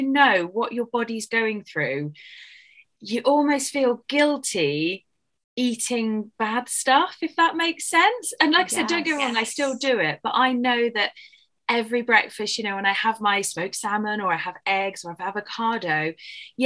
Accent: Dorset, South West England, United Kingdom; accent: English; moved away as an adult; also born or lived in South Africa / Australia; I live in a county called Dorset. So we are very lucky because we live right on the beach. We've got lovely white sandy beaches

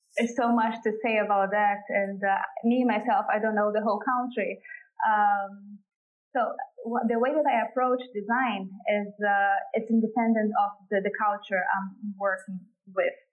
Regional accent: Brazil; moved away as an adult; also born or lived in Malta; I come from Brazil and is, uh, is a place where nature is widely available

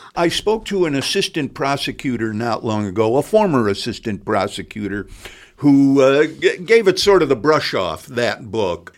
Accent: Chicago, Illinois, United States; moved away as an adult; now in Bloomington, United States; I come from Chicago.

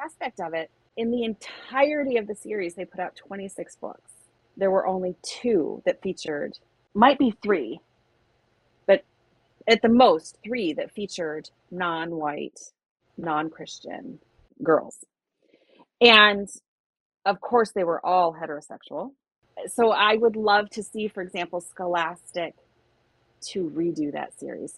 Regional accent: Michigan, United States; We're both from Michigan

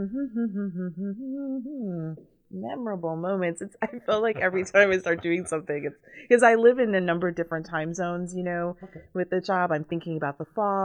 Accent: Central Florida, United States; born or raised there; moved away as an adult; also born or lived in Jamaica / Chicago, United States / New Haven, United States; now in Indiana, United States

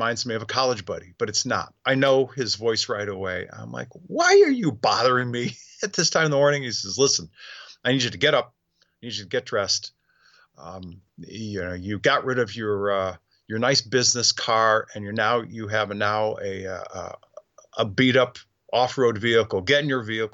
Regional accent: New England, United States; moved away as an adult; also born or lived in Arizona; I'm originally from New England

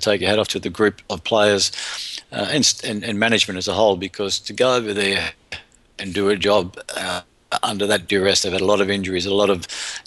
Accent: Ireland; we found that out as an Irish, the Irish boys found that out when we went down to New Zealand

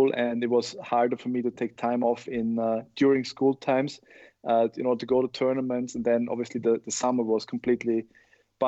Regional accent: Austria; in Austria, we went more towards you know, soccer, football and basketball in my hometown

